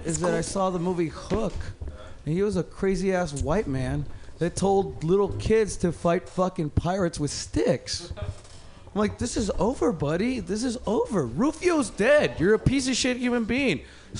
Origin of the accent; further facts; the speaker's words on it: Mexico; English is a second language; moved away; I'm from Mexico.